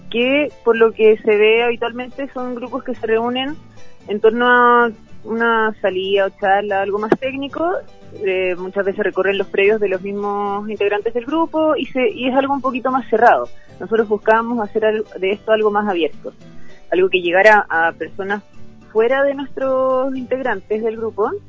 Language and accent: Spanish; Río Bueno, Los Ríos, Chile; Yo toda mi vida me quedé en el campo. Mi familia tiene una lechería, yo soy del sector de Río Bueno eh, cerca de bueno